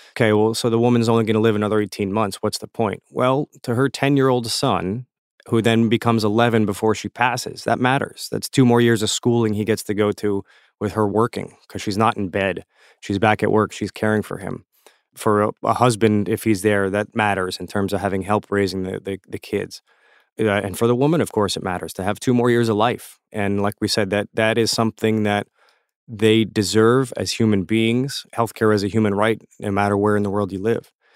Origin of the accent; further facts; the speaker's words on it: South Florida, United States; I learned Creole in South Florida growing up